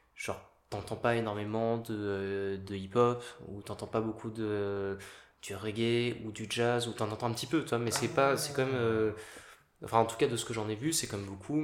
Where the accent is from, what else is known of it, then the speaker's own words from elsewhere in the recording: Paris, Île-de-France, France; je suis né à Paris, j'ai grandi à Paris